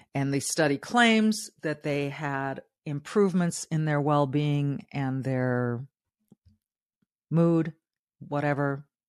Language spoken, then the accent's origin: English; Southern California, United States; a young Hispanic girl growing up in Southern California with not much